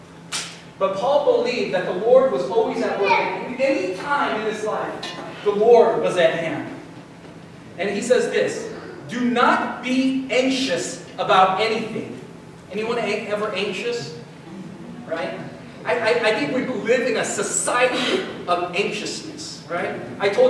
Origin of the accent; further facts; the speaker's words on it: United States; as Americans